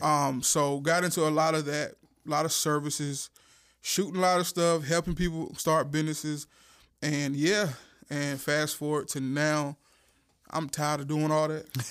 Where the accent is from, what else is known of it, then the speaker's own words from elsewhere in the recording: Warsaw, North Carolina, United States; I am from Duplin County